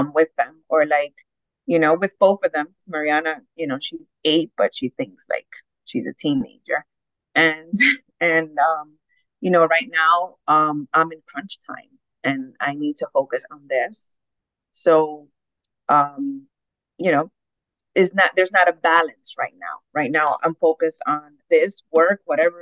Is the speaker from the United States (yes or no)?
no; Dominican Republic; moved away; I was raised in Dominican Republic